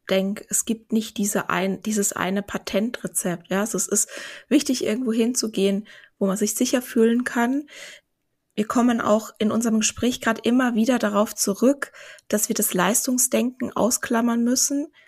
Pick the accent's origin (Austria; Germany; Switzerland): Austria; Vienna; Ja, aber ich, ich, ich bin doch Wienerin. Ich bin doch Wienerin.